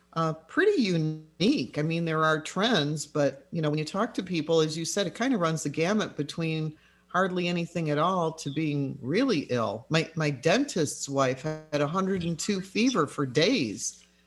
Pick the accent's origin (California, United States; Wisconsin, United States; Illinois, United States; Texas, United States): Illinois, United States; Chicago; accent: Chicago; Just like I got rid of my Chicago accent.